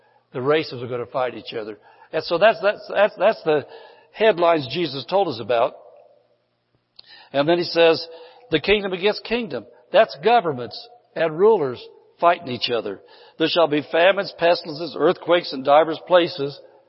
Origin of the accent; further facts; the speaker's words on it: the Bible Belt, United States; now in California, United States; when I came from the Bible Belt to California, I'm a Californian now, so I can talk about California because I am one now.